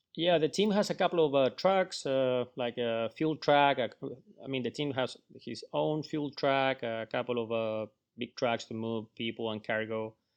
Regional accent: Chile; moved away; also born or lived in Florida; I'm from Chile.

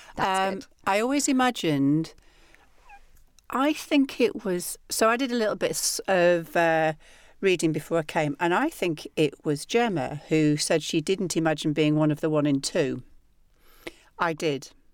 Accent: the north of England, United Kingdom; accent: northern; my accent. And I wanted it to be something that sounded comically northern

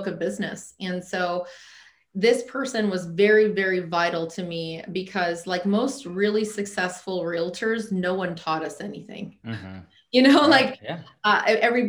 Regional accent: United States; also born or lived in Alaska; we're American and we didn't choose to be American

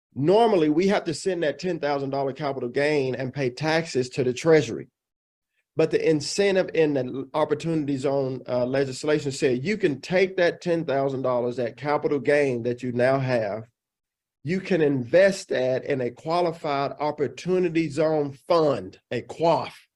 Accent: Dallas, Texas, United States; moved away as an adult; also born or lived in Illinois; I grew up here in the Dallas Fort Worth Metroplex. I'm fourth generation Texan, so I'm 100% Texas

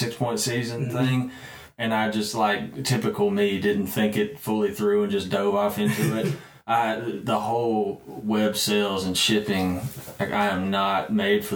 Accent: Brandon, Mississippi, United States; I grew up in Brandon, Mississippi

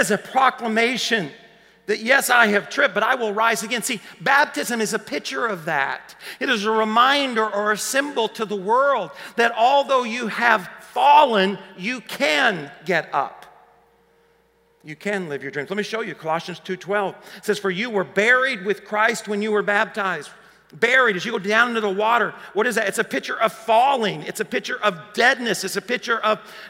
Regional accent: Paragould, Arkansas, United States; one of the guys I grew up with in Paragol. A small town

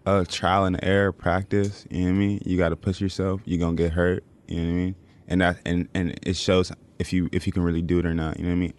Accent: California, United States; moved away; I'm from Cali

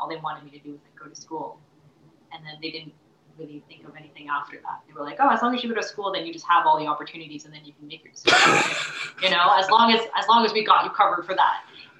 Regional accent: Canada; my parents immigrated to Canada, and then I was born in Canada, but my parents are from Taiwan.

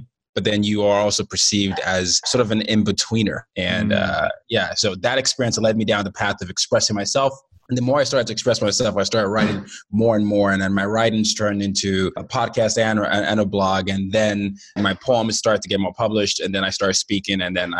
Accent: Nigeria; and I'm Nigerian, and you know, I'm from the Yoruba tribe

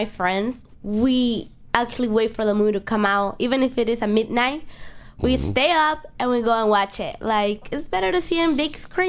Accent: Miami, Florida, United States; also born or lived in Honduras; now in Los Angeles, United States; I am from Honduras, but I grew up in Miami.

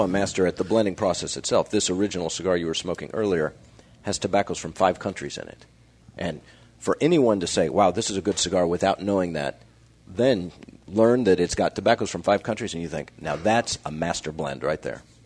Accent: Kansas City, Kansas, United States; I grew up in Kansas

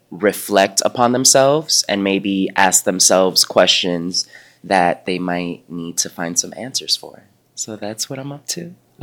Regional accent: New York City, New York, United States; I come from a background, again, I'm from Uptown Manhattan, went to all black and brown school.

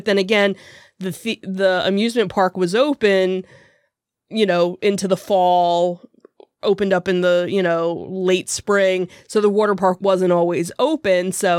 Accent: Jackson, New Jersey, United States; We've got, which is where my hometown was and where I actually worked for many a summer.

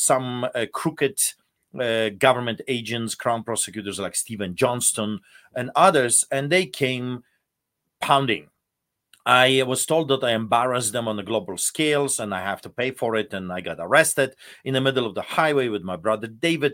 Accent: Poland; now in Canada

